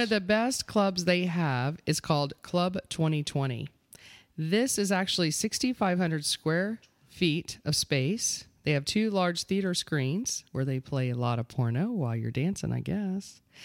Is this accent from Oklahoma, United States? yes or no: no; Eustis, Florida, United States; East is Florida.